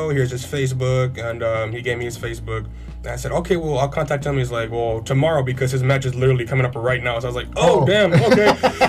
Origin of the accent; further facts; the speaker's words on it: Santa Rosa, Texas, United States; I'm actually 19 years old, and I'm from Santa Rosa, Texas. I live in Santa Rosa still.